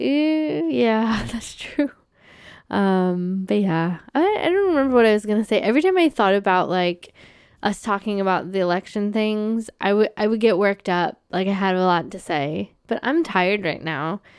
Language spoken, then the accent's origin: English; United States; now in Canada; someone who's an American